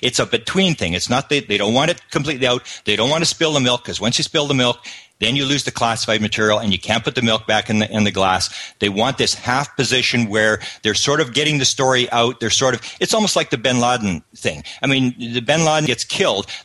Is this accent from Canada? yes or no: yes; Canada; I come from Canada